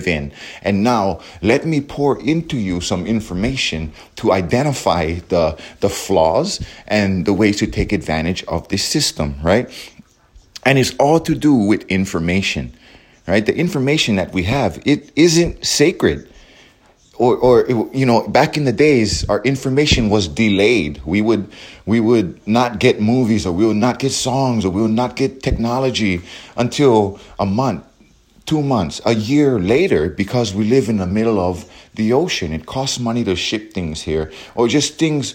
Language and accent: English; Hawaii, United States; we as Hawaiians, we are American Hawaiian or Hawaiian American